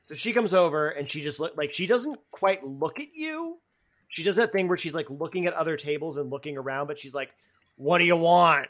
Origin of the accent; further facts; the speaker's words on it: Boston, Massachusetts, United States; as a Bostonian